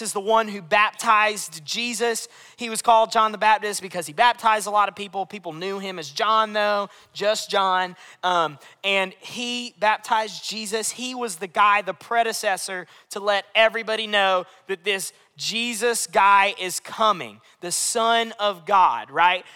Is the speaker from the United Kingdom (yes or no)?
yes; London, United Kingdom; I'm 19 and I'm from West London.